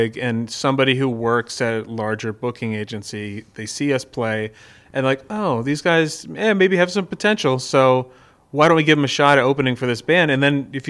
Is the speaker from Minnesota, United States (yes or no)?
no; Nashua, New Hampshire, United States; also born or lived in Washington State / New York; I grew up in Nashua, and I was actually born in Washington State. But when I was 1 year old, my parents moved over here. So, yeah, I grew up here